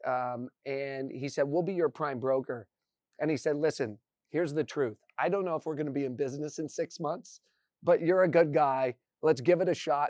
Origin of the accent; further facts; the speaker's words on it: Indiana, United States; moved away as an adult; I grew up in Indiana.